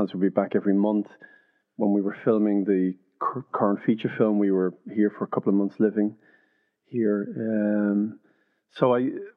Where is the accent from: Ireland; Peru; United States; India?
Ireland; Dublin, Leinster; also born or lived in East London; now in London, United Kingdom; where we grew up in Finglas